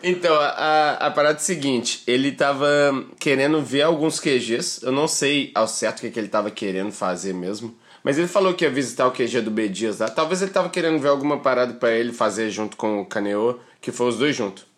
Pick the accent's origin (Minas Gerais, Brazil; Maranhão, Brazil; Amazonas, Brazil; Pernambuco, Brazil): Minas Gerais, Brazil; Belo Horizonte; now in Balneário Camboriú, Brazil; eu sou de BH